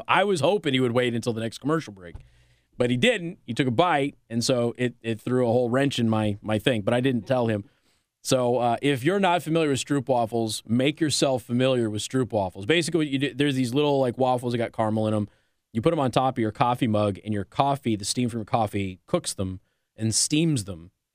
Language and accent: English; Nevada, United States; moved away; also born or lived in Tacoma, Washington; I'm from Nevada